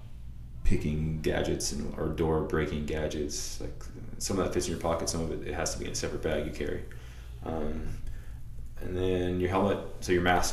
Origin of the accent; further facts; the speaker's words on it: Florida, United States; the beach we grew up at over in Florida